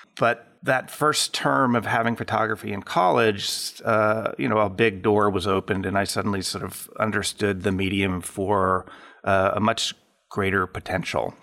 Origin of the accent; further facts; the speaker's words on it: McCall, Idaho, United States; also born or lived in Southern California / Apple Valley, California; When I was, uh, just about five years old, we moved to, uh, a very small town in central Idaho called McCall